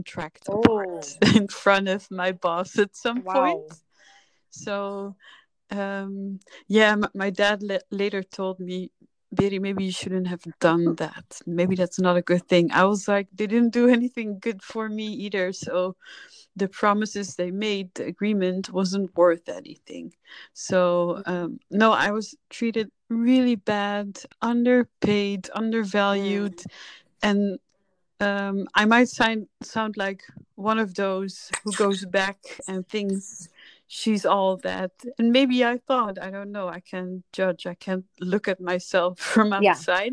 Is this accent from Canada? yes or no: no; Netherlands; moved away as an adult; also born or lived in Paris, France / Kurdistan / Los Angeles, United States / Egypt; I grew up in the Netherlands from 2 on.